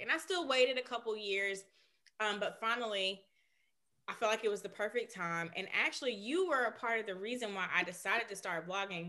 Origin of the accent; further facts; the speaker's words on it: Birmingham, Alabama, United States; We both are from Birmingham